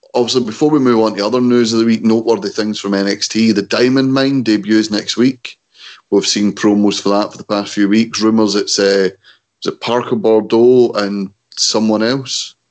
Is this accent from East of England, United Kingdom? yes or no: no; Scotland, United Kingdom; we're Scottish